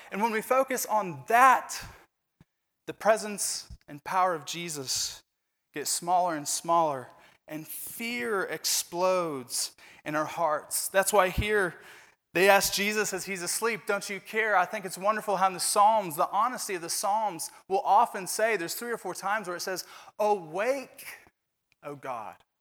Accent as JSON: {"language": "English", "region": "Indiana", "country": "United States", "tie": "born or raised there", "moved": "yes", "said": "I'm from Indiana. We kinda love basketball in Indiana."}